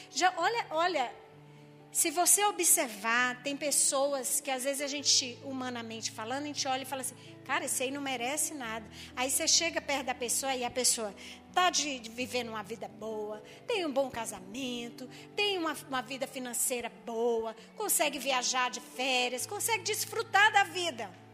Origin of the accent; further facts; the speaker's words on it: Maranhão, Brazil; eu sou maranhense